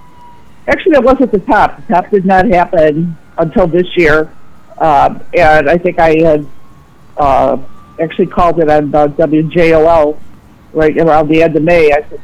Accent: Orland, United States; And Orland has thrived. It's been a great place to live, so I'll give a plug for my hometown here.

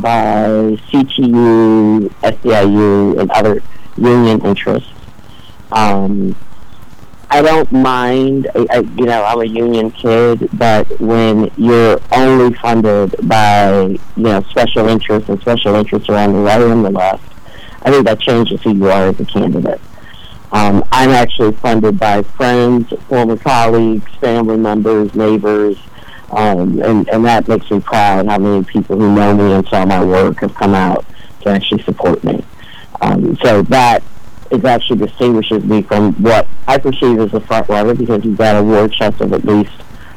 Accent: Chicago, Illinois, United States; also born or lived in Hyde Park, Chicago; I was born in Hyde Park, but I grew up in Roseland, which is a really tough neighborhood on the far south side.

